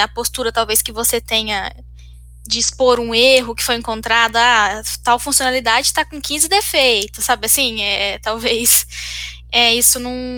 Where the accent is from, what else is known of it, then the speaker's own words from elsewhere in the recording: Minas Gerais, Brazil; now in Campinas, Brazil; eu não, não sou daqui, sou de Minas